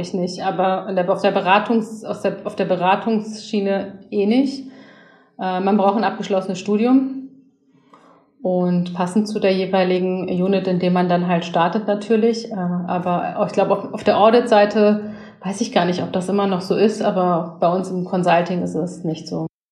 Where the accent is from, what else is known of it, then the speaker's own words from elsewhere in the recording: Berlin, Germany; ich als Berlinerin und als Frau